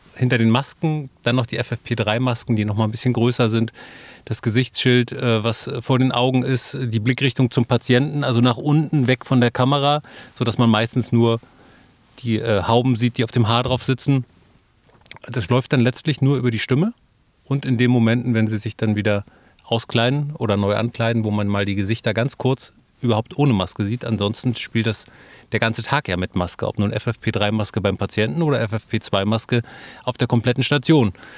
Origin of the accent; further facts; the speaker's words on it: Neubrandenburg, Mecklenburg-Vorpommern, Germany; Also ich bin tatsächlich äh, gebürtiger Neubrandenburger, lebe da heute noch, arbeite da heute noch